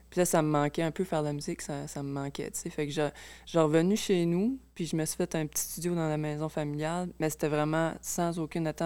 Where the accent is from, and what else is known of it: Acadia, Canada; born or raised there; first language French